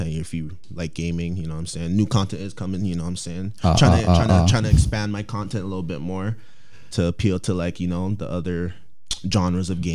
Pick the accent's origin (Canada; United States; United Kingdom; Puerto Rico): Canada; Toronto, Ontario; I was born in Toronto, born and raised